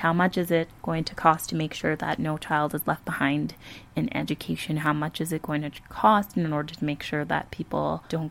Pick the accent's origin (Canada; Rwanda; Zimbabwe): Canada; Calgary, Alberta; I am from Calgary, Alberta